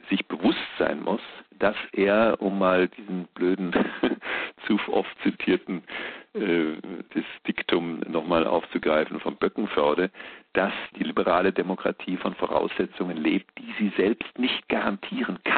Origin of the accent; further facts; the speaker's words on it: Bavaria, Germany; Es war eine Art preußische Hegemonie, sage ich mal, als Bayer